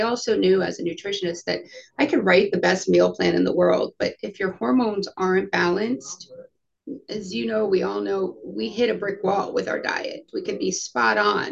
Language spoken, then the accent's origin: English; Coral Springs, Florida, United States; also born or lived in New York; I am born and raised, for the most part, South Florida. I was born in New York, moved here when I was 2. So graduated from high school in Coral Springs, Parkland, Florida